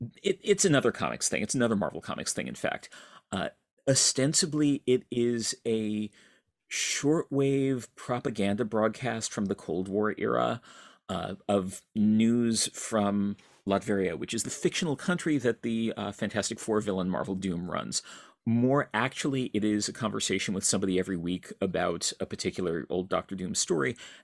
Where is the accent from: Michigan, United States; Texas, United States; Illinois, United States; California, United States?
Michigan, United States; East Lansing; I grew up in East Lansing, Michigan, where fortunately I had access through my dad, who was a professor at Michigan State